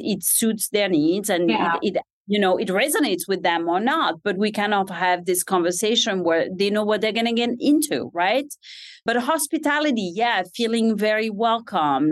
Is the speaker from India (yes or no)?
no; Switzerland; English is a second language; moved away as an adult; also born or lived in San Francisco, California; now in United States; grew up in Switzerland